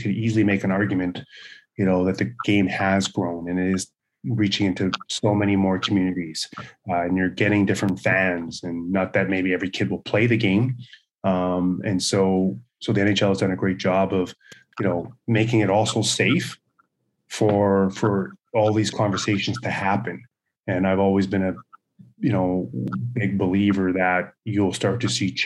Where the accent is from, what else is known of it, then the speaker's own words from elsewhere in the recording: Brandon, Manitoba, Canada; growing up in Brandon, Manitoba